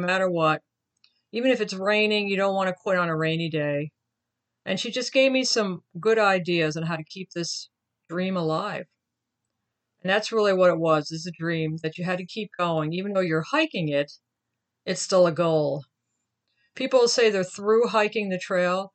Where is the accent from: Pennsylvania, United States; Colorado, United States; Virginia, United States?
Virginia, United States; my home state of Virginia